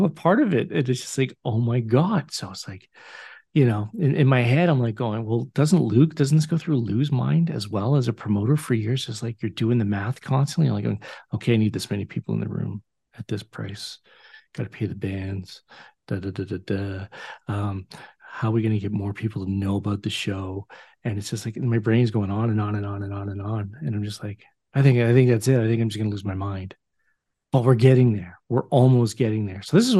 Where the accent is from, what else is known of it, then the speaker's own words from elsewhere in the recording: Oshawa, Ontario, Canada; I need you to be the cheerleader that I've known for 29 years since the early days of us growing up in Oshawa.